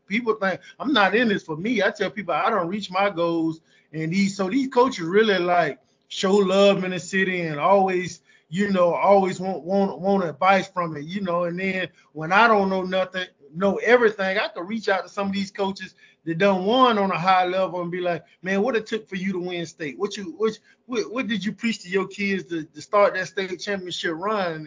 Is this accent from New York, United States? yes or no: no; Jacksonville, Florida, United States; I'm from Jacksonville